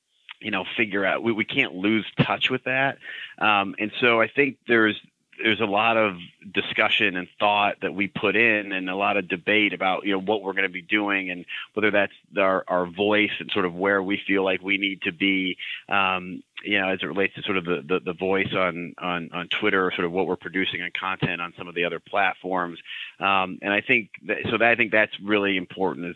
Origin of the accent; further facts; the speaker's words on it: Cleveland, Ohio, United States; now in Boston, United States; I grew up in Cleveland